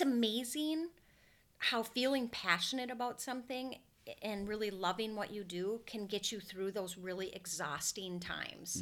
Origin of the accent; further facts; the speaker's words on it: Brainerd, Minnesota, United States; also born or lived in North Metro, Minnesota; I grew up in Brainerd, Minnesota, which is two hours north